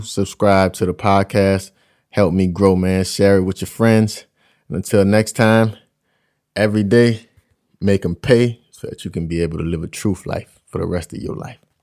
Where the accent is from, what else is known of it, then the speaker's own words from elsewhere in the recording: United States; my fellow Americans